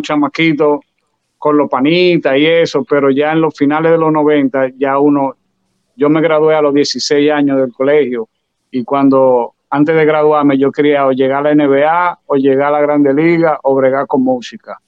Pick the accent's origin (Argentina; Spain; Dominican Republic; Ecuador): Dominican Republic; Santo Domingo; moved away; also born or lived in New York; yo nací en Santo Domingo, pero de que, de que vine la primera vez a Nueva York